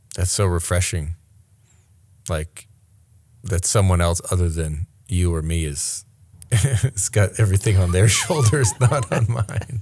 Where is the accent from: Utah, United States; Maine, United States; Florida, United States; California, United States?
Maine, United States; moved away; also born or lived in New York City; I grew up in Maine, in real country